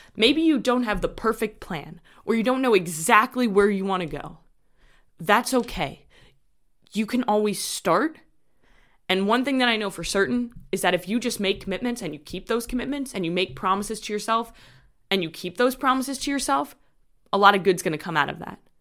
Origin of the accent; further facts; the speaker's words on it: New York, United States; I'm from New York